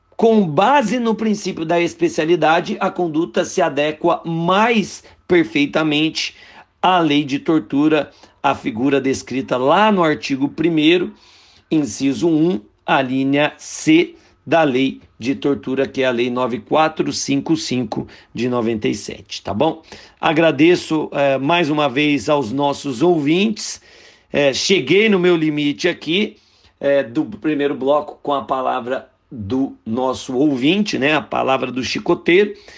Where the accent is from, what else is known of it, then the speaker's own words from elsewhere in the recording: Guaratinguetá, São Paulo, Brazil; eu sou de Guaratinguetá